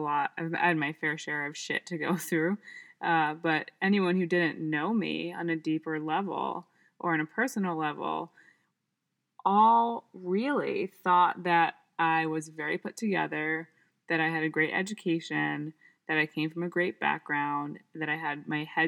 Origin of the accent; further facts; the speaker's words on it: New York, United States; moved away as an adult; now in Ypsilanti, United States; I'm from New York.